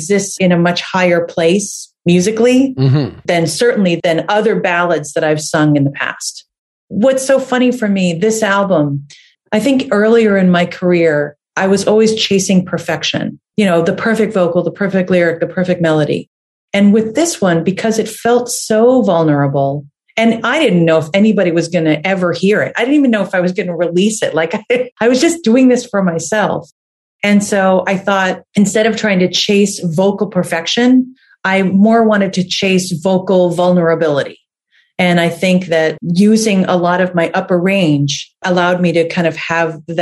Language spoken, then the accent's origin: English; New Jersey, United States; now in Boston, United States; I'm from New Jersey and I lived in a house that I think was built in the 1800s or something like